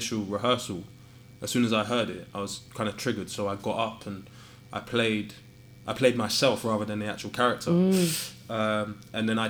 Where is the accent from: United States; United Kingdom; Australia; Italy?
United Kingdom; London; moved away as an adult; I'm from Southall